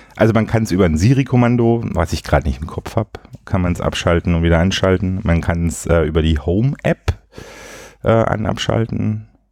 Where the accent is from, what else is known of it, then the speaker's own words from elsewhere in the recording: Swabia, Baden-Württemberg, Germany; ich als Schwabe